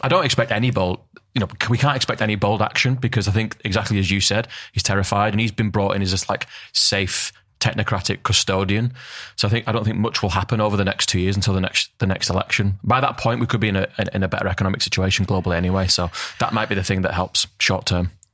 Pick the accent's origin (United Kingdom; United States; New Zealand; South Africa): United Kingdom; Northern England; Northern England where we're from